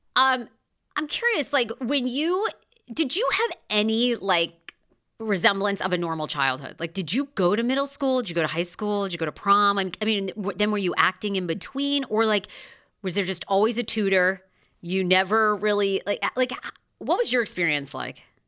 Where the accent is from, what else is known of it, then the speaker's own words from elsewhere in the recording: Maine, United States; moved away; I grew up in Maine